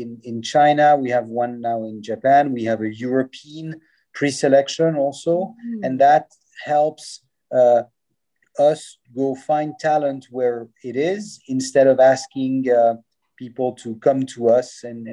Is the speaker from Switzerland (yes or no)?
yes; Lausanne, Vaud, Switzerland; I was born and raised in Lausanne